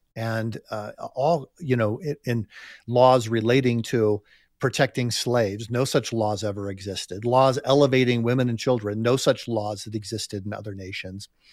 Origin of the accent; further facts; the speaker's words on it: United States; I'm just speaking as an American here